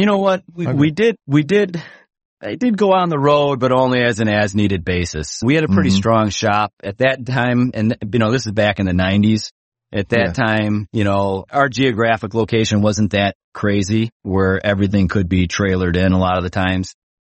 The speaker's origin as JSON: {"language": "English", "town": "Chicago", "region": "Illinois", "country": "United States", "tie": "born or raised there", "said": "I'm from the Midwest. So, you know, I lived in Chicagoland my whole life."}